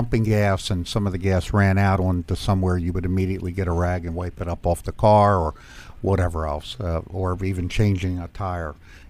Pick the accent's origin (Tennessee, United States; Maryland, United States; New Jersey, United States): Maryland, United States; Anne Arundel County; Anne Arundel County, Maryland.